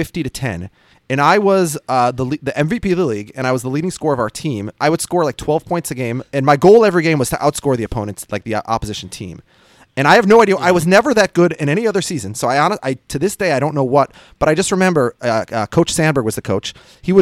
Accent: Minnesota, United States; I'm from Minnesota

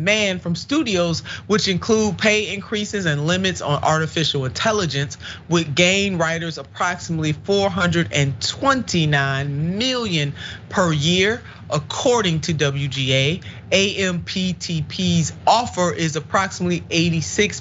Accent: Cleveland, Ohio, United States; this is my hometown

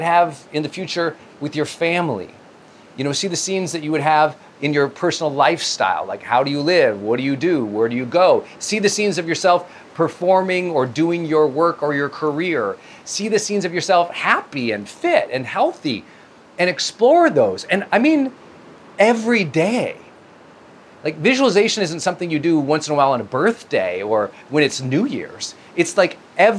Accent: Montana, United States; moved away as an adult; I'm from Montana, right? I'm from this tiny Irish mining town that was economically depressed for a century by the time I got there. And my parents, you know, raising us four kids

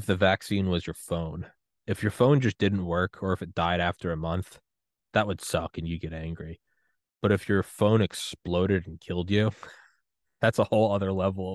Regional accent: United States; In America, no, we talk like pigs.

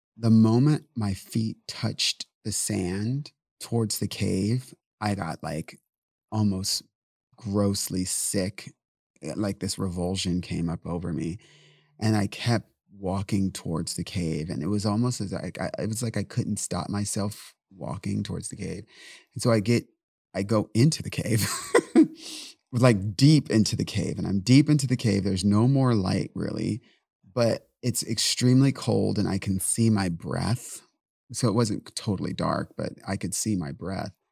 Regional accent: San Diego, California, United States; I speak Spanish just by default because I'm from San Diego

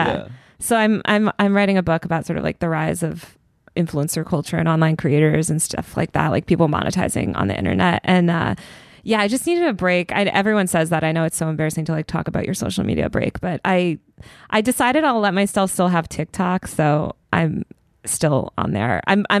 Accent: New York, United States; I think I gave some bullshit like, as a New Yorker, like I just feel that like da da da.

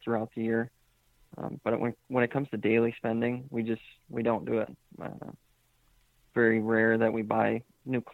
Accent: Southeast Wisconsin, United States; now in Macomb, United States; I was raised in Southeast Wisconsin in a big family.

